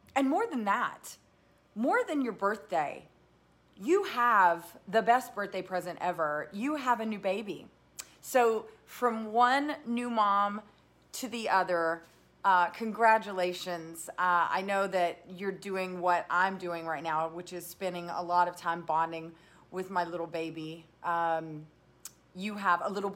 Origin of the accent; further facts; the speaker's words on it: the South, United States; I am from the South